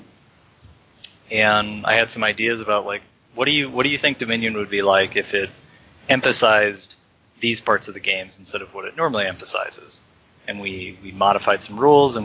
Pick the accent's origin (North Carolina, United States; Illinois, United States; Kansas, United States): Illinois, United States; Chicago; also born or lived in California; now in San Francisco, United States; I grew up in Chicago, went to school in California, and now I'm in San Francisco